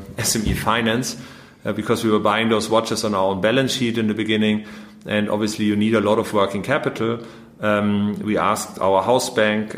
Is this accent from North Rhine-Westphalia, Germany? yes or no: no; Munich, Bavaria, Germany; moved away; also born or lived in Vienna / London / Paris / Berlin; I was born in Munich